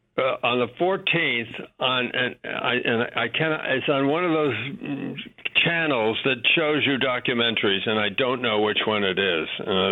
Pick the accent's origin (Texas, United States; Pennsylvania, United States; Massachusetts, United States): Massachusetts, United States; Westfield; moved away as an adult; now in New York City, United States; I was born here in New York City. My father was a New Yorker. And when I was about 2 years old, I moved up to a little town in Massachusetts called Westfield. And I grew up in Westfield.